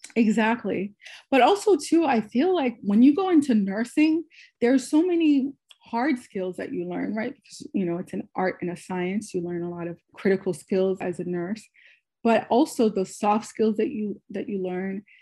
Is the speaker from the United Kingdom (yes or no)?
no; Haiti; now in United States; I was born in Haiti